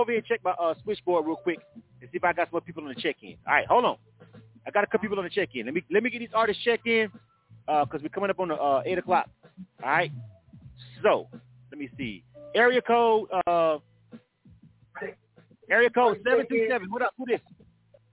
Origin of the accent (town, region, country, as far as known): Florida, United States; born or raised there